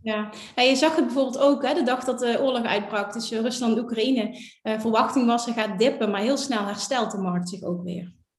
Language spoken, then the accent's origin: Dutch; Netherlands; als Nederlander